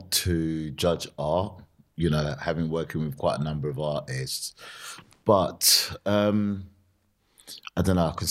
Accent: Streatham, London, United Kingdom; also born or lived in Vauxhall; I was born in Vauxhall, um, and then my my dad, my parents bought a house in Streatham. Uh, so we lived in Streatham

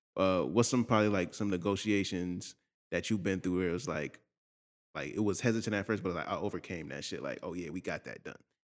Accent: Buffalo, New York, United States; growing up in Buffalo, we remember when it was people who grew up in Buffalo and never left Buffalo

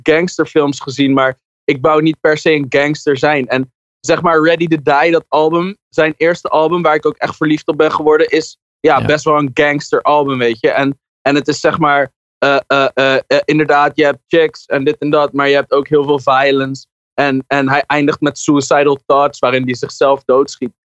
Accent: Ter Aar, South Holland, Netherlands; Ik kom uit Ter Aard, als een dorpje naast Alphen aan de Rijn.

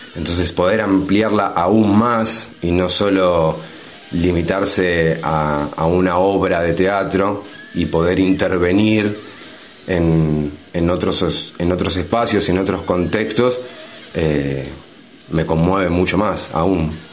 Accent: Berazategui, Buenos Aires Province, Argentina; now in San Martín, Argentina; de muy niño, ya en la primaria, empiezo a hacer un taller de, teatro. Eh, en ese entonces yo vivía en Verazategui

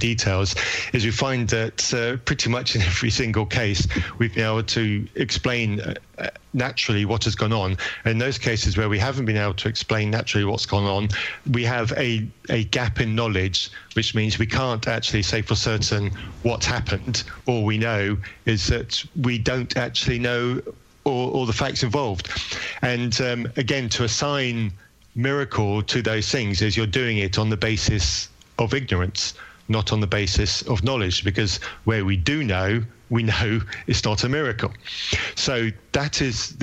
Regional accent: England, United Kingdom; I'm English

